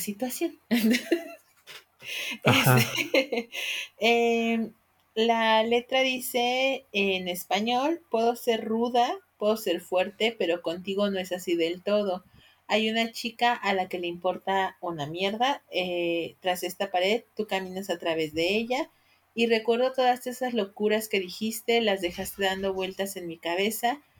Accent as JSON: {"language": "Spanish", "country": "Mexico", "said": "como mexicanos"}